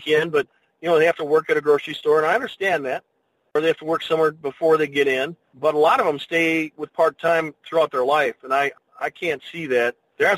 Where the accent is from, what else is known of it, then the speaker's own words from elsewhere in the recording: Shawano, Wisconsin, United States; moved away as an adult; now in Nashville, United States; when I was growing up in Shawano area